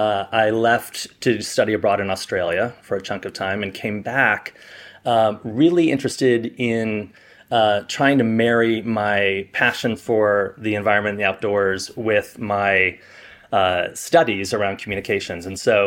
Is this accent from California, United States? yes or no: yes; California, United States; So we grew up in Southern California with these other places in between.